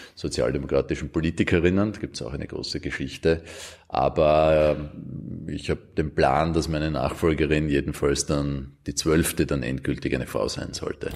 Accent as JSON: {"language": "German", "country": "Austria", "said": "bei uns in Österreich"}